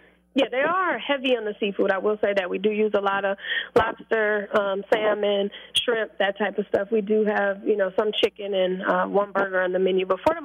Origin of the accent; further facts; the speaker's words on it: Milwaukee, Wisconsin, United States; Like, I'm from Milwaukee, Wisconsin. Teenage mother.